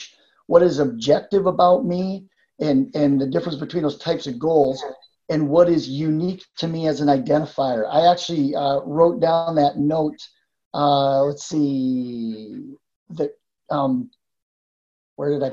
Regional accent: Western Canada, Canada; moved away as an adult; also born or lived in Midwest, United States; now in United States; I am originally born and raised in Western Canada, so came down to the U.S. as a college student, stayed

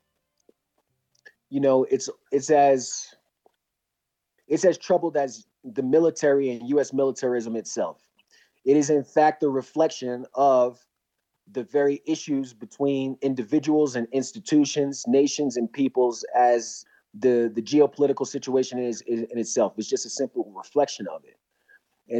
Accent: New York City, New York, United States; moved away as an adult; also born or lived in Virginia Beach, Virginia / Colorado; I grew up in Brooklyn, New York. I was born in Virginia Beach.

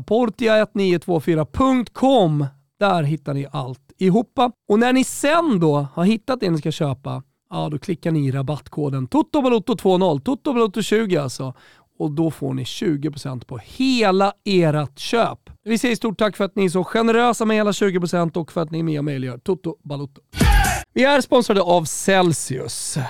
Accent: Rönninge, Stockholm County, Sweden; Där jag är uppvuxen, i Rönninge

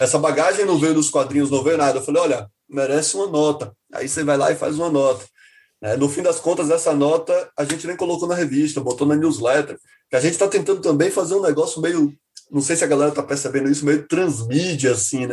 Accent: Salvador, Bahia, Brazil; eu que sou de Salvador

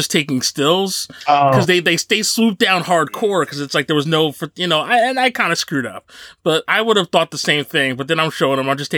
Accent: Paterson, New Jersey, United States; Patterson, where I grew up

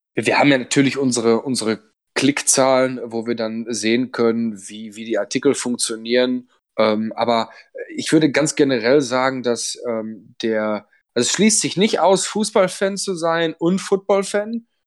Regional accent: Ruhr area, North Rhine-Westphalia, Germany; ich komme ja aus dem, aus dem Ruhrgebiet

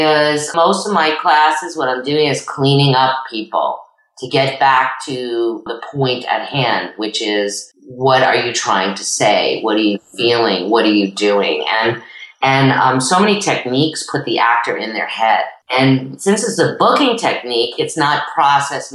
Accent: New Rochelle, New York, United States; I'm originally from New Rochelle

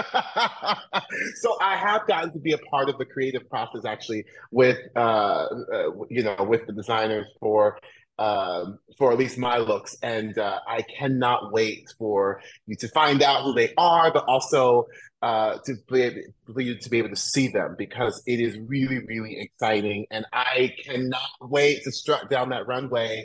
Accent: Orlando, Florida, United States; moved away; I grew up in Orlando, Florida

